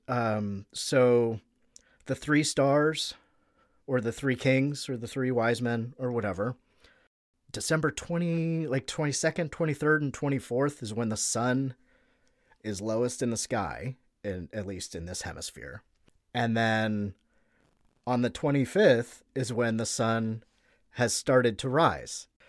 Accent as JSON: {"language": "English", "country": "United States"}